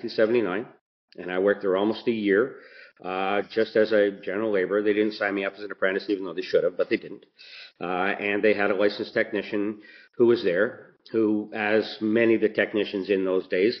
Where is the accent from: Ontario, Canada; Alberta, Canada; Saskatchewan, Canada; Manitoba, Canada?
Ontario, Canada; Mississauga; where I grew up in Port Credit.